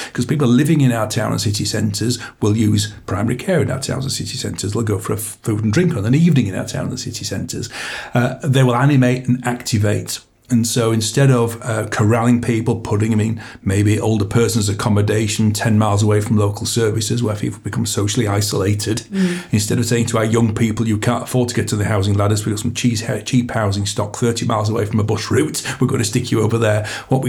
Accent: Wakefield, Yorkshire and the Humber, United Kingdom; Growing up in Wakefield in the 70s

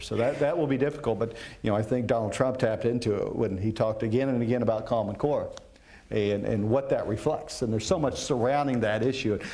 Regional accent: Kansas, United States; my home state of Kansas

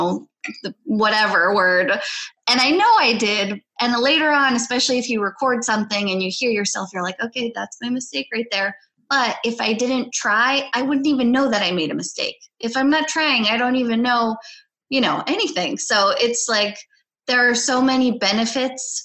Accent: United States; first language Polish; English is a second language; I'm Polish-American. So I grew up speaking Polish at home, and I grew up in the United States. So I learned English when I went to school

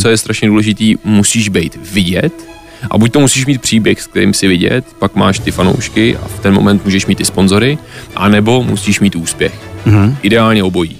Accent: Czechia; já furt jsem Čech, jsem hrdý Čech a mm. chci zůstat v České republice

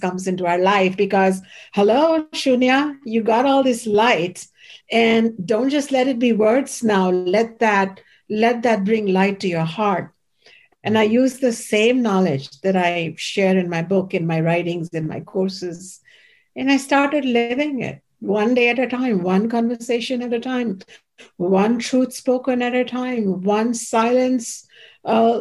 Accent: Ayodhya, Uttar Pradesh, India; my hometown, the holy city of Ayodhya

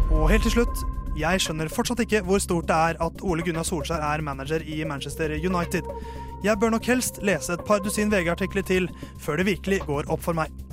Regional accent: Norway; jeg er jo norsk

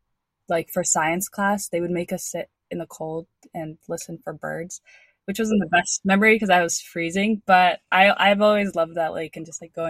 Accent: Minnesota, United States; also born or lived in Eden Prairie, Minnesota; I'm from Minnesota

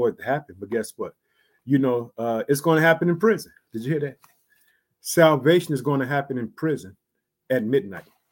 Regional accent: Illinois, United States; also born or lived in Chicago

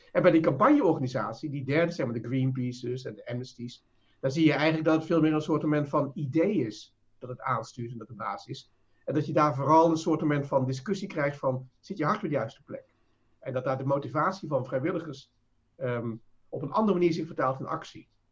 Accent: Netherlands

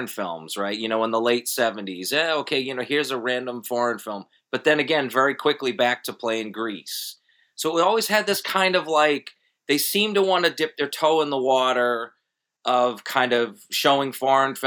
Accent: Boston, Massachusetts, United States; moved away as an adult; now in Charlotte, United States; I moved to Charlotte in 2005 from the Boston area. And I've always been, I don't know, maybe as a New Englander

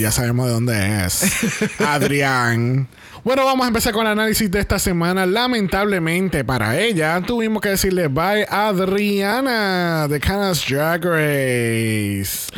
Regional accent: Puerto Rico; todas estas cosas que hemos logrado como puertorriqueños

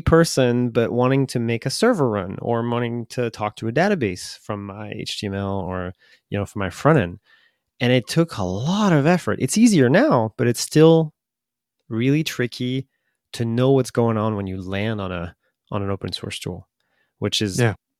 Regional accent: France; English is a second language; Yes. Okay. I'm from the France.

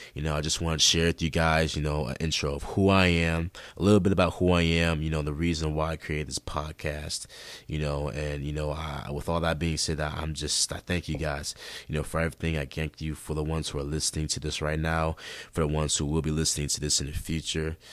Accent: Rochester, New York, United States; I was born and raised in Rochester, New York, and that's in upstate New York

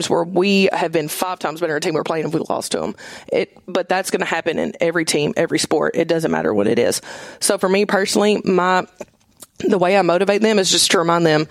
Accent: Summertown, Tennessee, United States; I am from Summertown. I played 3 sports in Summertown

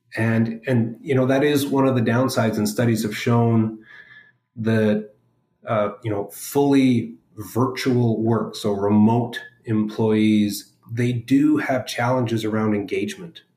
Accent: Edmonton, Alberta, Canada; moved away as an adult; now in Vancouver, Canada; most of my growing up in Edmonton

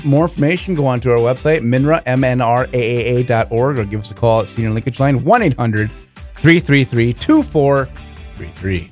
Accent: Walnut Grove, Minnesota, United States; growing up in Walnut Grove, home of Laura Ingalls Wilder

